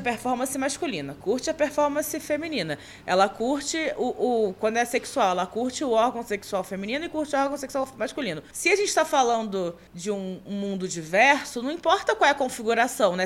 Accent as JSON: {"language": "Portuguese", "region": "Rio de Janeiro", "country": "Brazil", "moved": "as an adult", "lives_now": "São Paulo, Brazil", "said": "eu sou carioca, sou humorista, moro em São Paulo há mais ou menos, vai fazer quatro anos esse ano"}